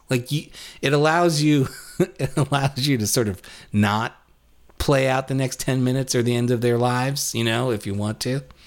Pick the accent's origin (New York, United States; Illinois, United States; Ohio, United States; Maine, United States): New York, United States; New York City; born or raised there